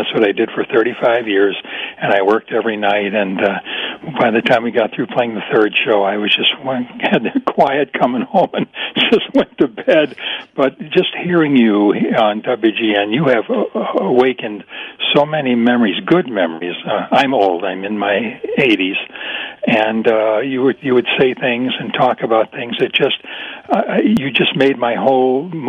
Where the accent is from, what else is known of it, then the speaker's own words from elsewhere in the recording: Park Ridge, Illinois, United States; moved away as an adult; also born or lived in Seattle / Woodstock, Illinois; we just moved back to Chicago from Seattle. I was born and raised here in Park Ridge and lived here 55 years. Then I retired and moved to Seattle. We've been there for 26 years and just moved back.